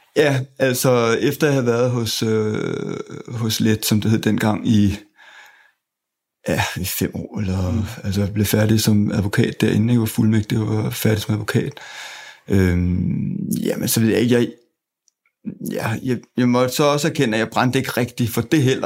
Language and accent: Danish; Zealand, Denmark; er født og vokset i øh, Sjælland øh, og har gået på både Ordop øh, skole og gået på øh, Ordup gymnasium